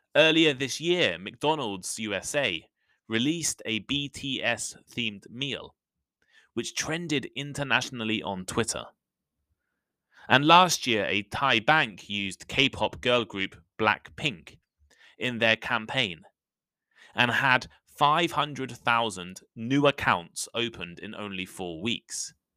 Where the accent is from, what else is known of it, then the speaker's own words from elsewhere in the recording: the English countryside, England, United Kingdom; Growing up in the English countryside